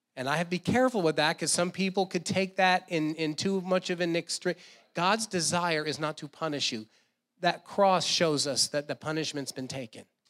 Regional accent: New Jersey, United States; I grew up in New Jersey

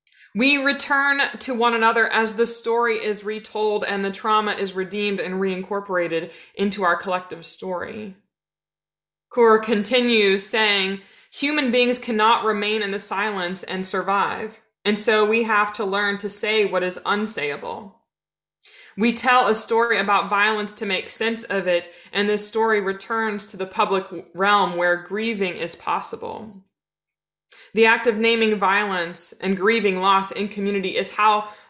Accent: Lafayette, Indiana, United States; now in Indianapolis, United States; I grew up in Lafayette.

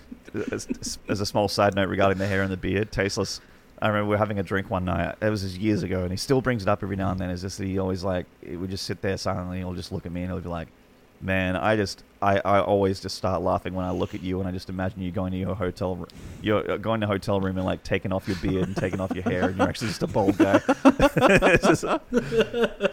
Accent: Australia; as an Australian

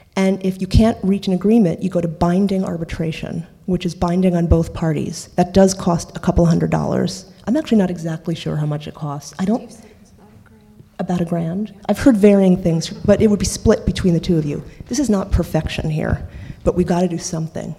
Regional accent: New York, United States; I grew up in New York, um, in Washington Heights

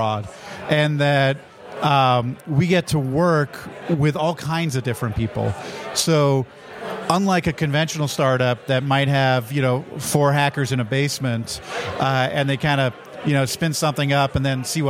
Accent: Canada; I'm Canadian

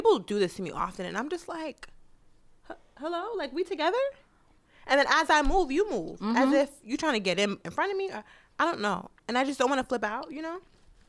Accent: New York City, New York, United States; and we come from Queens.

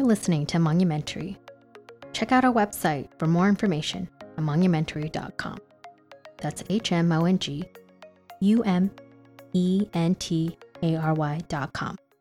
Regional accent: Fresno, California, United States; moved away as an adult; now in New York, United States; I grew up in Fresno

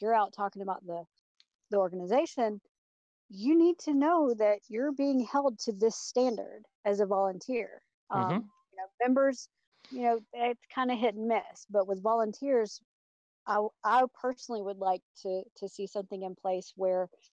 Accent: Atlanta, Georgia, United States; I'm from Atlanta, Georgia.

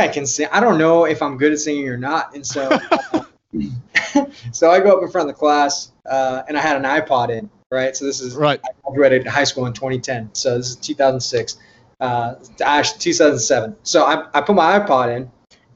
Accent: Yorba Linda, California, United States; I grew up in Southern California, Orange County, specifically a small town called Yorba Linda.

